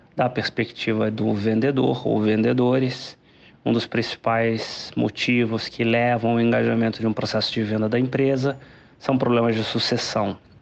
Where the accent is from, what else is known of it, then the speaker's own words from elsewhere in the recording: Minas Gerais, Brazil; como bom mineiro